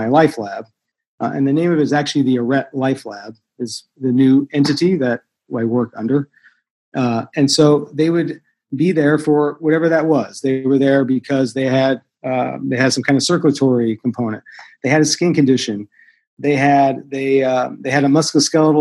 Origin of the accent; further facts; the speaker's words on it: Los Angeles, California, United States; I was brought up in Koreatown here in Los Angeles